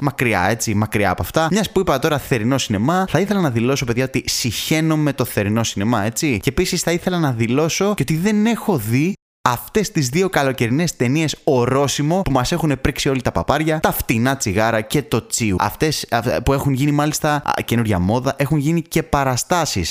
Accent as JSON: {"language": "Greek", "town": "Thessaloniki", "region": "Central Macedonia", "country": "Greece", "said": "εγώ είμαι από Θεσσαλονίκη"}